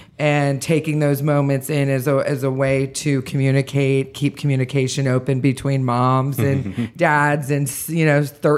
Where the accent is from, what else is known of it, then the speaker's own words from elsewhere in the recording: Columbus, Ohio, United States; I'm from Columbus, Ohio, and I grew up with, you know, picking the zucchinis out of the gardens